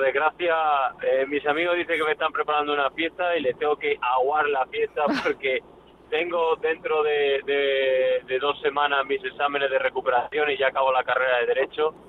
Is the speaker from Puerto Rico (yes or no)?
no; Llerena, Extremadura, Spain; en mi tierra, en Llerena y Extremadura